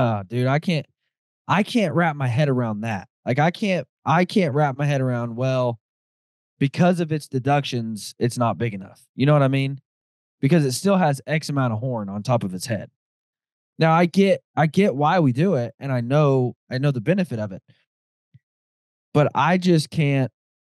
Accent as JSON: {"language": "English", "region": "Arkansas", "country": "United States", "tie": "born or raised there", "said": "I grew up in Arkansas, and I grew up hunting southern Arkansas"}